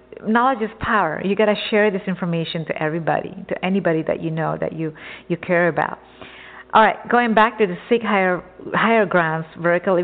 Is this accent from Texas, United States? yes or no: yes; Texas, United States; moved away as an adult; also born or lived in Java, Indonesia; now in Southern California, United States; I grew up in Texas since I was, you know, 4 or 5 years old. I came from an island, Java Island